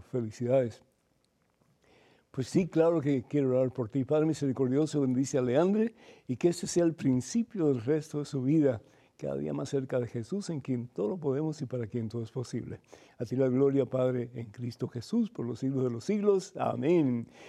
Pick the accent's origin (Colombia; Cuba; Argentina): Cuba; moved away; somos cubanos y venimos sin un centavo